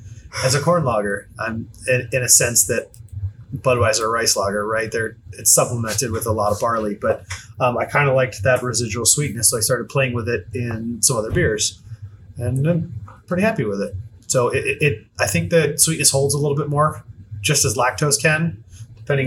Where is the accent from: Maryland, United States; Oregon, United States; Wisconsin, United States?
Maryland, United States; Just outside of Baltimore.